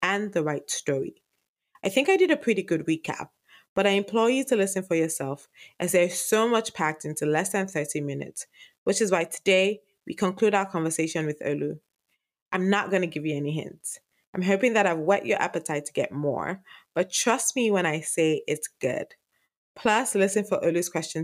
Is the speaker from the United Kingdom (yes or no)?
no; Nigeria; I'm a Nigerian